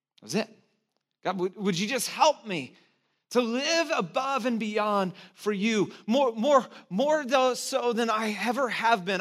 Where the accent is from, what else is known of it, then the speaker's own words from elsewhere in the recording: Santa Cruz, California, United States; I'm from Santa Cruz